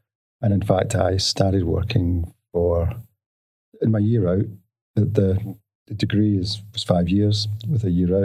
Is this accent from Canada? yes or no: no; Glasgow, Scotland, United Kingdom; moved away as an adult; now in Australia; I'm a Glaswegian. I grew up in the west of Scotland